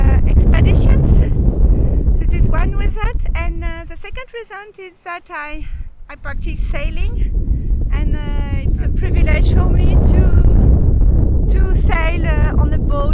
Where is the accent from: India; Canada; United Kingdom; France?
France; south of France; I'm from the south of France.